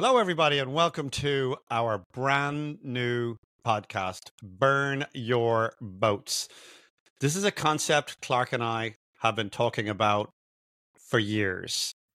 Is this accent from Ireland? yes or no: yes; Dublin, Leinster, Ireland; moved away as an adult; now in United States; I'm, I'm Irish, I'm from Dublin.